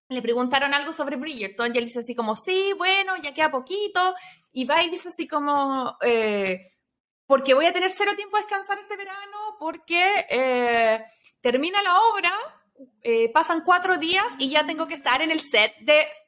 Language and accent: Spanish; Chile; moved away; nosotros, como chilenas